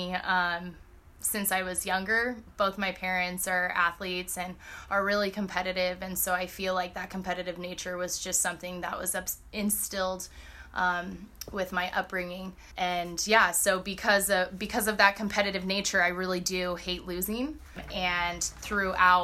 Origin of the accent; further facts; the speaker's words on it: Southern California, United States; moved away as an adult; originally I am from Southern California